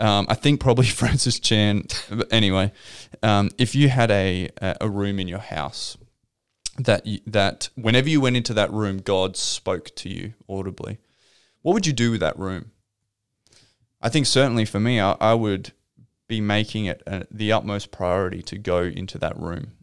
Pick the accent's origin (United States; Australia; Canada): Australia; Victor Harbor, South Australia; also born or lived in Adelaide; I grew up in Victor Harbour. Mm-hmm. Down on the South Coast